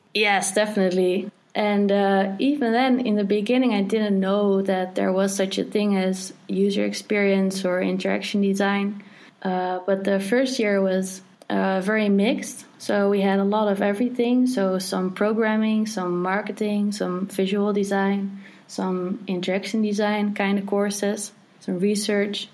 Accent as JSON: {"language": "English", "country": "Netherlands", "said": "I'm from the Netherlands"}